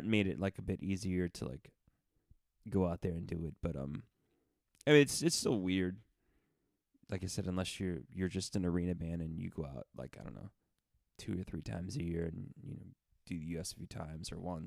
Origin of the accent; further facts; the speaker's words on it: Broward County, Florida, United States; my mom enlisted me in Broward County, where I grew up in Florida